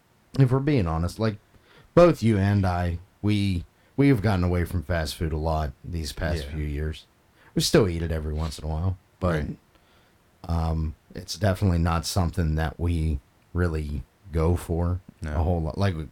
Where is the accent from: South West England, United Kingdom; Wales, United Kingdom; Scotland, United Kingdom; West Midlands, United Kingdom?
Scotland, United Kingdom; Maybe it is, but I'm Scottish, so...